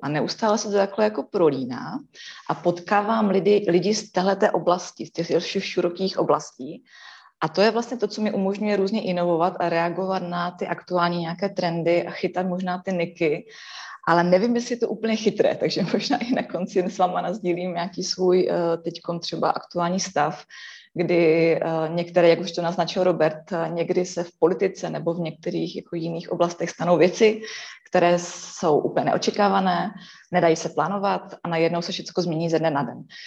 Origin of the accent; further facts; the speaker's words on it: Ostrava region, Moravian-Silesian Region, Czechia; jsem turbo z Ostravska